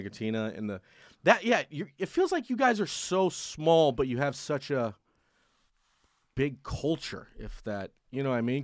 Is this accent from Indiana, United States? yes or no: no; Sacramento, California, United States; I'm from Sacramento